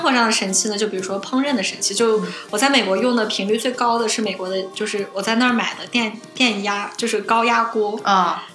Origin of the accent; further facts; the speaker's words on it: China; 我就是国，中国的留学生嗯。然后我已经在国内学过相关的法律知识了